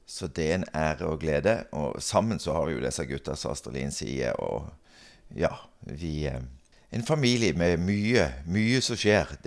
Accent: Stord, Vestland, Norway; now in Stord, Norway; er egentlig storabu. Så jeg er født og oppvokst her på Stord.

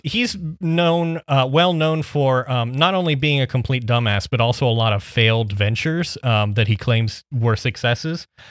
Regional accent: Midwest, United States; I'm from the Midwest

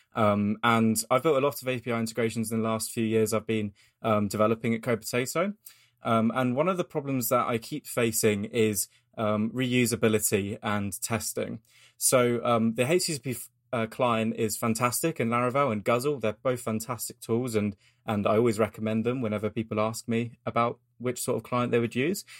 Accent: United Kingdom; I'm as British as you can get

